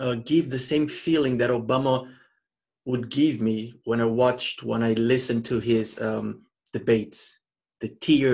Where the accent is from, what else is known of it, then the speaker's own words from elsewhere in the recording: Mozambique; I was born and raised in Mozambique.